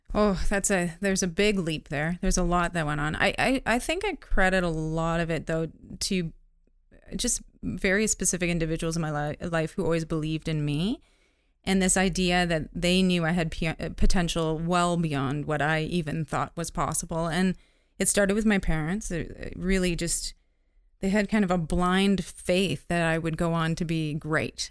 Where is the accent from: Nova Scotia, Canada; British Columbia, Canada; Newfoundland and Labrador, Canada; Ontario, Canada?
Ontario, Canada; North Bay; I grew up in Northern Ontario, North, North Bay, Ontario.